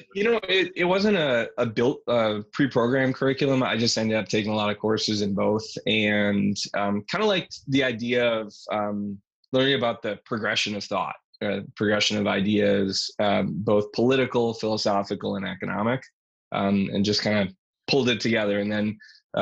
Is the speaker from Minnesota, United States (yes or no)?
yes; St. Paul, Minnesota, United States; moved away; I grew up in St. Paul, Minnesota